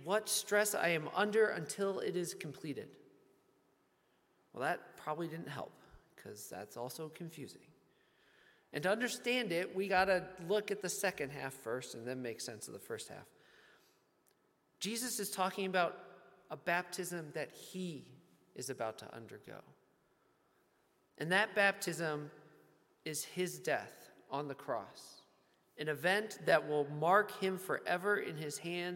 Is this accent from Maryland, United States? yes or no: yes; Baltimore, Maryland, United States; from my hometown of Baltimore, Maryland